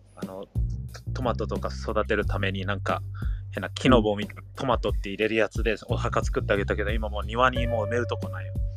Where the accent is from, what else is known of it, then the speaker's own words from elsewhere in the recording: United States; now in Japan; 僕そういえばアメリカ人でしたっつって笑ってた